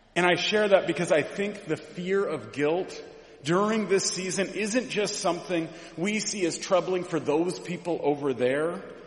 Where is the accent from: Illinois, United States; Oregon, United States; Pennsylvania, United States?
Oregon, United States; Mount Angel; I grew up in Mount Angel, Oregon